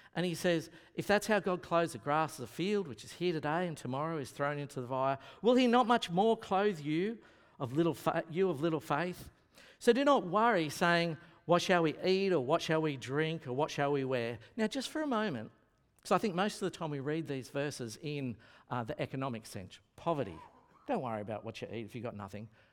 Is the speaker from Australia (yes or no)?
yes; Lismore, New South Wales, Australia; now in Brisbane, Australia; I am from Lismore